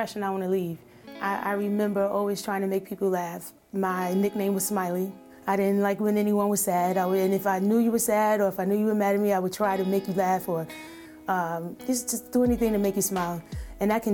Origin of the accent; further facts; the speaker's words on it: New York City, New York, United States; moved away; also born or lived in Germany / Syracuse, New York; growing up in Brooklyn and Coney Island really shaped who I was early on